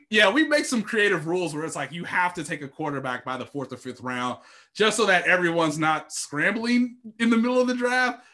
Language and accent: English; Kansas City, Missouri, United States; my hometown here in Kansas City